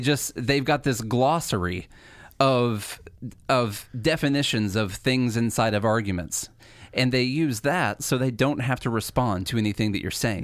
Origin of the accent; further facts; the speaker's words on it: Illinois, United States; moved away as an adult; now in Nashville, United States; we came from Illinois. The, Charlie and I both did. We went to school together in Illinois